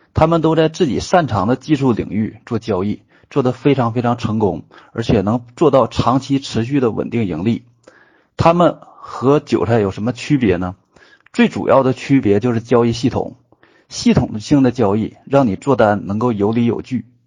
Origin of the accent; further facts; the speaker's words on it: Northeast China, China; accent: Northeastern (Dongbei) dialect; 我们东北话